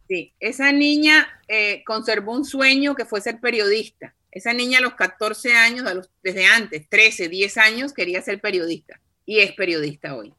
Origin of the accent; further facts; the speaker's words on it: Cartagena, Bolívar, Colombia; yo soy de Cartagena